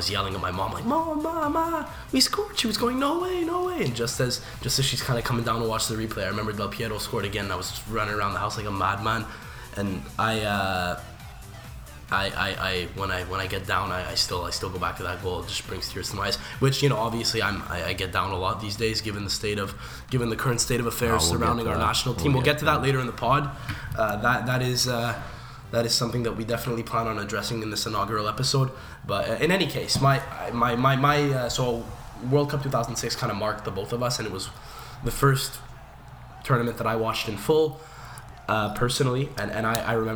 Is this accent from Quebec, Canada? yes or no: yes; Montreal, Quebec, Canada; So we are from Montreal, Canada